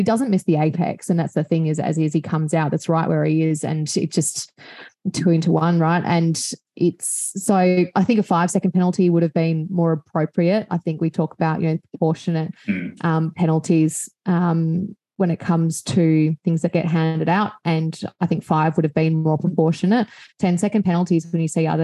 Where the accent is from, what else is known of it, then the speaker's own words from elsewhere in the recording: Australia; I'm Australian